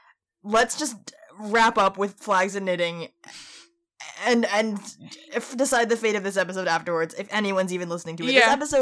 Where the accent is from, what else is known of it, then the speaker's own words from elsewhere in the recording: United States; my being American